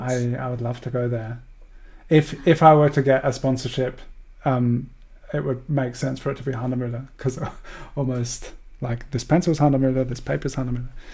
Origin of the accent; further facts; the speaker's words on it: Australia; growing up in Australia